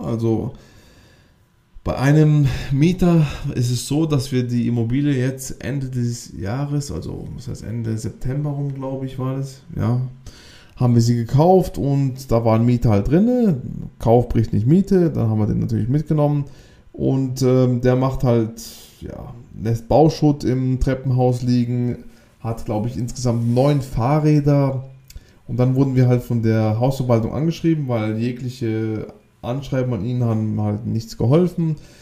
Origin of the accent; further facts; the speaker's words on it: Baden-Württemberg, Germany; Wir kommen ja auch aus dem Südbaden, also ganz Südwesten Deutschlands